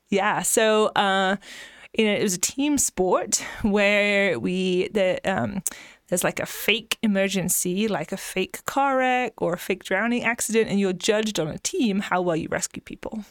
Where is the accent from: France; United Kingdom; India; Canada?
United Kingdom; England; moved away as an adult; also born or lived in Kansas; now in Texas, United States; I grew up in a very rural area in England